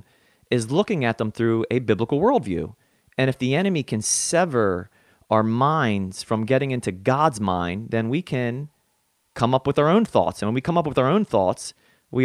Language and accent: English; New Jersey, United States; I am hailing from South Jersey